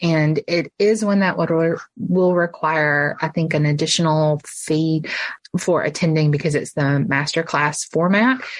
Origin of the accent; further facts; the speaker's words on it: Alabama, United States; moved away as an adult; also born or lived in Memphis, Tennessee; I am from Alabama originally